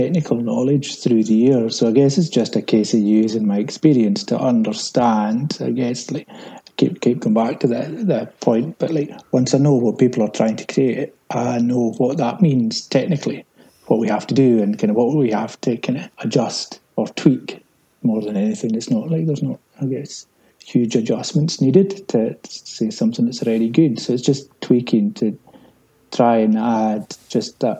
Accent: Islay, Scotland, United Kingdom; I'm from Islay, yes, but then I'm Scottish

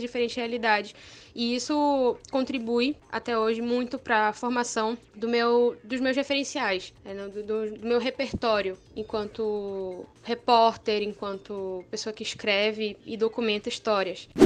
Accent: Amapá, Brazil; nasci e fui criada na Amazônia, no Amapá

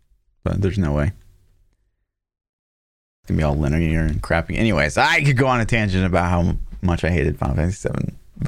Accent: Midwest, United States; we're from the Midwest

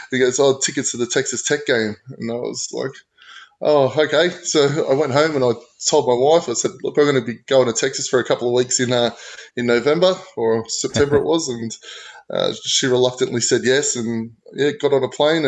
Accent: Australia; as you can tell by the accent, I am born and raised in Australia

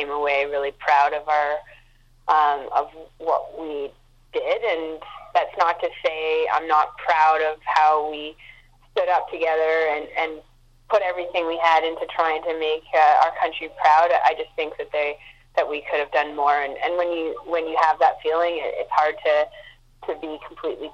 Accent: Montreal, Quebec, Canada; now in Vancouver, Canada; it was my hometown

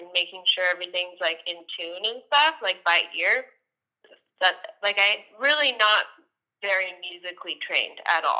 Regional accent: Calgary, Alberta, Canada; I'm from Calgary, Alberta, Canada

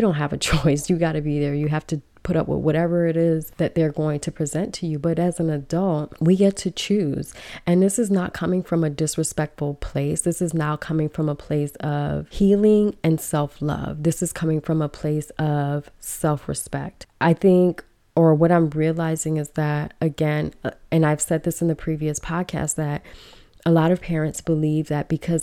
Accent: Belize; we're not African-American, but, you know, we're from Belize, we're from the Caribbean, but still, we're Black people

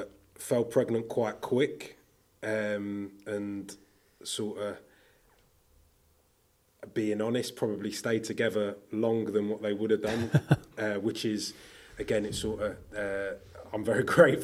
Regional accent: Peterborough, East of England, United Kingdom; also born or lived in Belfast; I was born in Belfast, because he had a job out there, got promotion, then came back when I was probably 18 months, something like that, a little bit younger, and then ended up in Peterborough as a toddler, bought a house down here in Peterborough

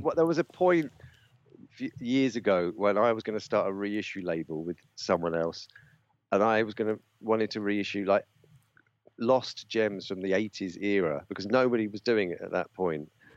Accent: London, United Kingdom; where I grew up in North London, I, I, the estate I grew up on, it was mods everywhere

